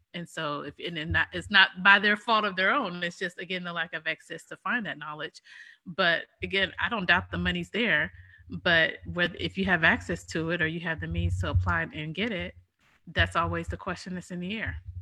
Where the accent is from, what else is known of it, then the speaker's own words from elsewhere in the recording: United States; we're American